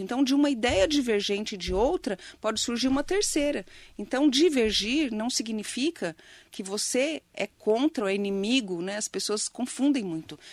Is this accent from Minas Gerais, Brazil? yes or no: no; Poá, São Paulo, Brazil; moved away as an adult; now in Mogi das Cruzes, Brazil; eu amo muito Poá né eu falo que eu saí de Poá mas Poá não saiu de mim